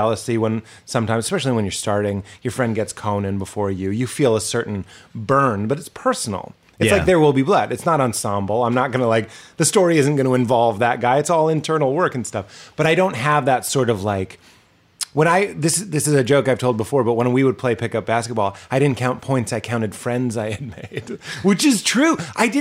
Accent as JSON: {"language": "English", "town": "Lexington", "region": "Massachusetts", "country": "United States", "tie": "born or raised there", "moved": "yes", "said": "we're both from Boston"}